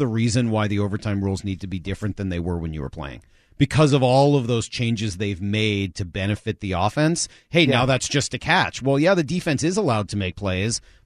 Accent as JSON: {"language": "English", "town": "Boston", "region": "Massachusetts", "country": "United States", "tie": "born or raised there", "said": "we were growing up in Boston"}